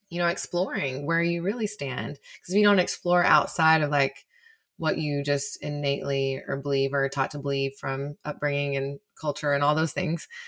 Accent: Texas, United States; deep in the heart of the Bible Belt, too.

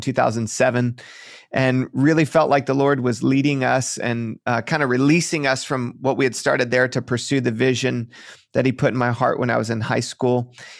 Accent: Detroit, Michigan, United States; now in Bay Area, United States; I grew up just outside of Detroit, Michigan.

